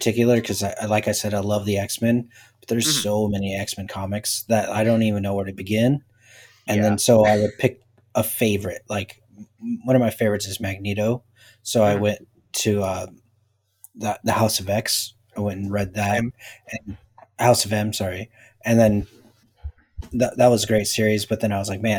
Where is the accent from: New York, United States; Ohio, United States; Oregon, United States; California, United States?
Oregon, United States; I'm from Oregon.